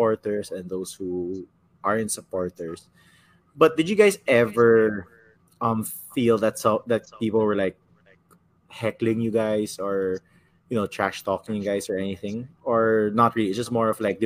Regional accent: San Juan, Metro Manila, Philippines; my hometown of Green Hills

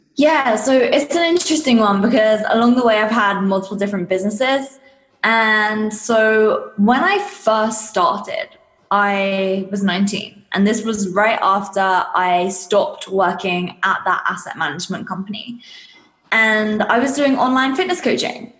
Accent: England, United Kingdom; I'm from England if you can't tell from the accent

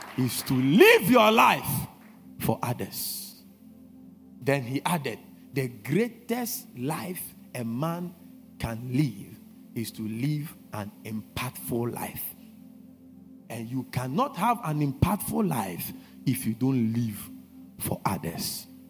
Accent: Ghana

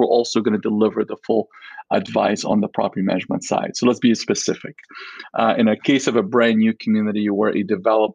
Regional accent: Alexandria, Alexandria Governorate, Egypt; now in Vancouver, Canada; I grew up in Alexandria, Egypt

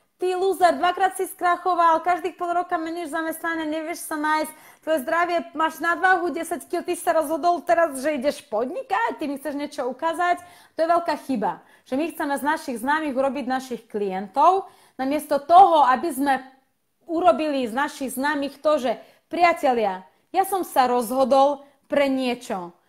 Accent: Slovakia; Slovak is a second language; also born or lived in Russia / Ukraine; ja som v podstate vyrastla na Slovensku a Slovensku pokladám za môj domov, ale moje korenie sú rusko-ukrajinské a od 99, 92. E, roku žijem na Slovensku

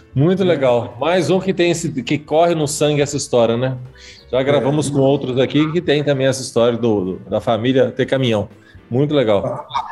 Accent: Espírito Santo, Brazil; eu que sou capixaba

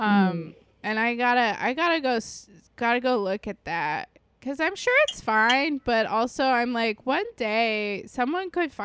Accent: East Coast, United States; I am from the East Coast

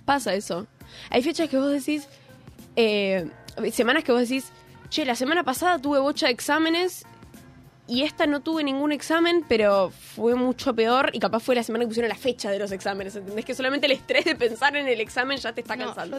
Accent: Buenos Aires, Argentina; Yo soy del barrio de San Telmo. Y orgullosa.

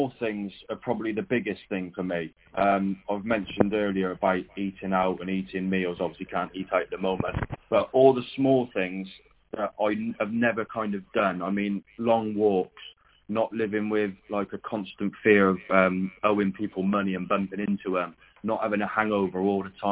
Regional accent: Cheltenham, South West England, United Kingdom; he said, where do you come from? I said, Cheltenham

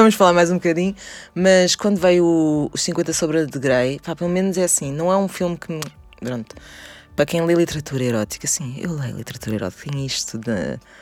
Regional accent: Portugal; quando nós crescemos, as mulheres em Portugal

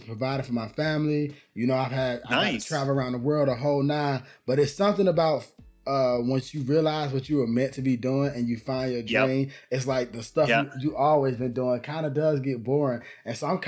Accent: Atlanta, Georgia, United States; moved away as an adult; now in Los Angeles, United States; I'm from Atlanta, Georgia.

